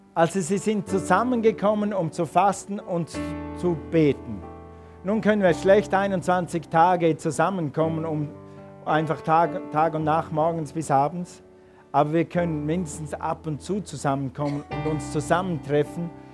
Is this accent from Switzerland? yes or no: yes; Switzerland; als Schweizer